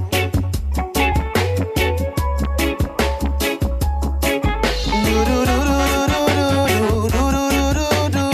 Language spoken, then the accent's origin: English; Haiti; I'm from Haiti, so shout out to my Haitians